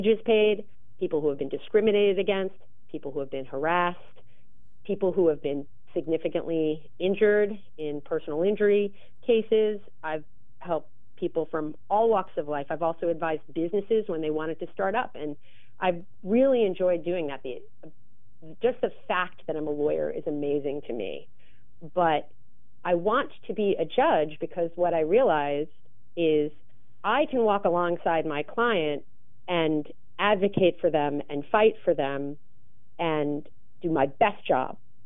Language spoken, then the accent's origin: English; New York, United States; I grew up in New York